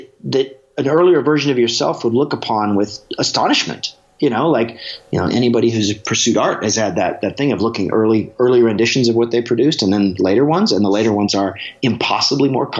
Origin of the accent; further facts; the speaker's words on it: Alaska, United States; growing up in Alaska